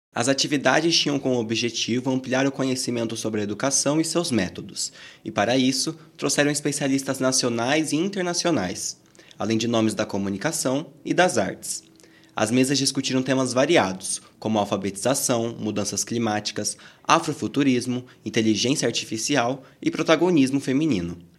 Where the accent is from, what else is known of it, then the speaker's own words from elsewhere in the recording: Rio Grande do Norte, Brazil; eu sou do Rio Grande do Norte